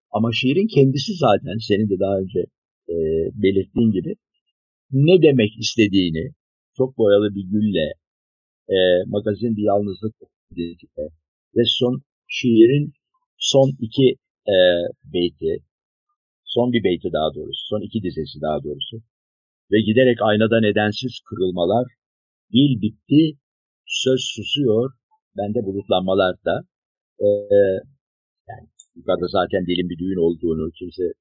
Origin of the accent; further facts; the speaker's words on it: Turkey; Çünkü biz Akdeniz ülkesiyiz. Burası bir Akdeniz ülkesi.